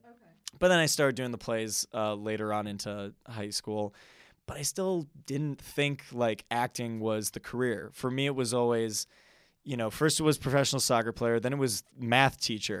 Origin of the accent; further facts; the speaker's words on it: Wisconsin, United States; So I'm a Midwest man. So I born and raised in the Wisconsin area. So even when I was younger, it was just very, you know, suburban, go to school, get good grades and kind of go from there.